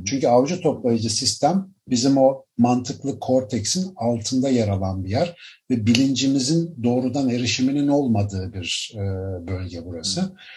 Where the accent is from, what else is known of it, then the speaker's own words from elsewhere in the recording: Ankara, Turkey; moved away as an adult; now in Istanbul, Turkey; Ankaralıyım ben. Doğma büyüme bayağı. Üniversite eğitimi dahil Ankara'da büyüdüm.